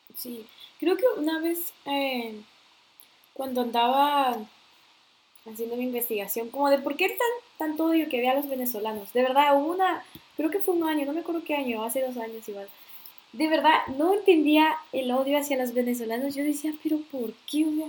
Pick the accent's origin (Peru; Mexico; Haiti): Peru; moved away